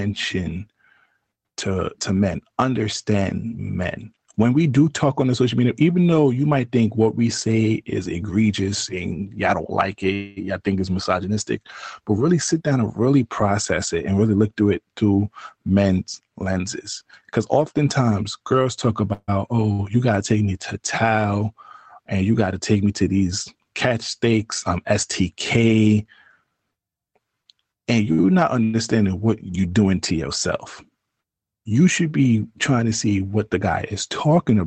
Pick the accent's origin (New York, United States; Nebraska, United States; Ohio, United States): New York, United States; maybe I'm from New York